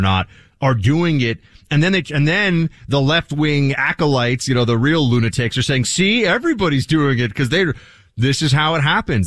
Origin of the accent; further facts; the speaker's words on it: New York, United States; as a New Yorker